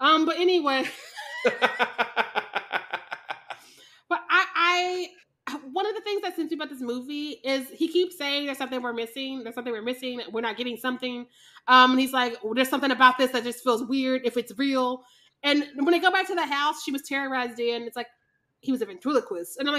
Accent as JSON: {"language": "English", "town": "Kansas City", "region": "Missouri", "country": "United States", "tie": "born or raised there", "said": "I grew up in Kansas City, Missouri"}